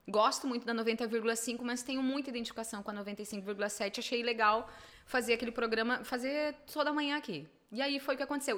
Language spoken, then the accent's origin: Portuguese; Venâncio Aires, Rio Grande do Sul, Brazil; eu sou de Venâncio